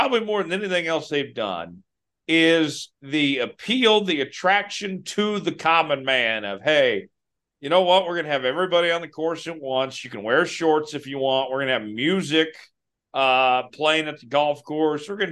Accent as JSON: {"language": "English", "town": "Broken Arrow", "region": "Oklahoma", "country": "United States", "tie": "born or raised there", "said": "my hometown of Broken Arrow, Oklahoma"}